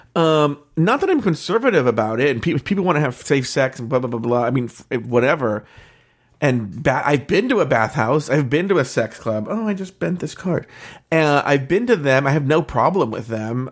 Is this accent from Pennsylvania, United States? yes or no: no; Orange County, California, United States; born and raised in Orange County, just as we were